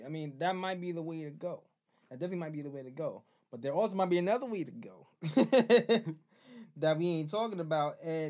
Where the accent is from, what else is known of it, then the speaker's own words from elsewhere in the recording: Fort Greene, New York, United States; I'm from Fort Greene, dog. Like, y'all not going to sit me in my hometown.